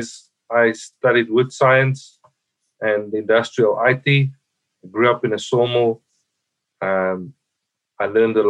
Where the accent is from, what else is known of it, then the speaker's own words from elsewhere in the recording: South Africa; moved away as an adult; now in United States; I'm originally from South Africa.